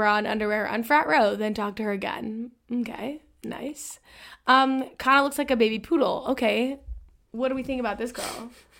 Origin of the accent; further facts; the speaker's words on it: Boston, Massachusetts, United States; It's because we're from Boston.